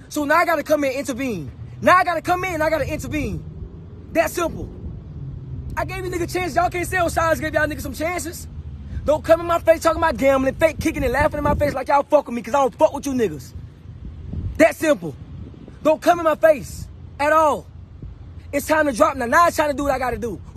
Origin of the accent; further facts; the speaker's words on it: Jacksonville, Florida, United States; I'm from Jacksonville, Florida, Duval.